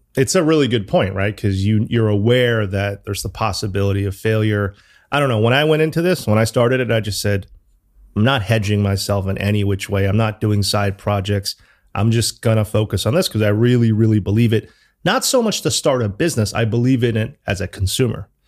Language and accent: English; New Haven, Connecticut, United States; moved away as an adult; also born or lived in Chicago / New York; now in London, United Kingdom; I grew up in New Haven